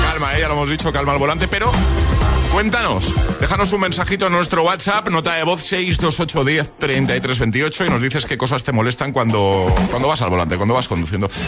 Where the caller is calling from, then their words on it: Madrid, Community of Madrid, Spain; Buenos días, agitadores. … de Madrid.